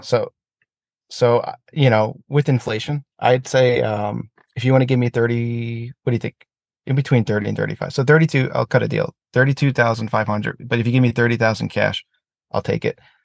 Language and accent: English; United States; as an American